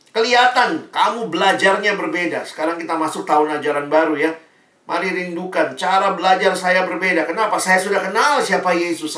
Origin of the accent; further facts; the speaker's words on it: Makassar, South Sulawesi, Indonesia; Saya lahir besar di Makassar